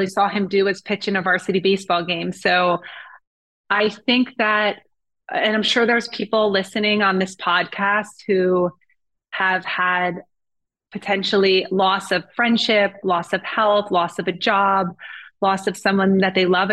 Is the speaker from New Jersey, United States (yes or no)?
yes; New Jersey, United States; I definitely had an amazing childhood, just from New Jersey